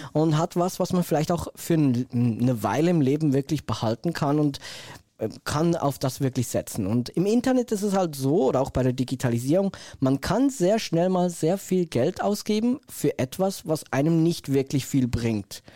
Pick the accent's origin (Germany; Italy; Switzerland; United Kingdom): Switzerland; ich komme ja aus der Schweiz